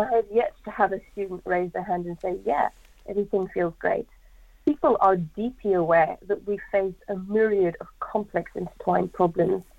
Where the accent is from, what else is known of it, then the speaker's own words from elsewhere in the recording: South Africa; now in United Kingdom; I'm from South Africa